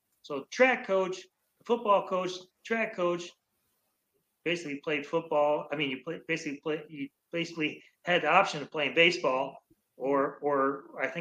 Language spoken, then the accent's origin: English; Baltimore, Maryland, United States; I'm from Baltimore.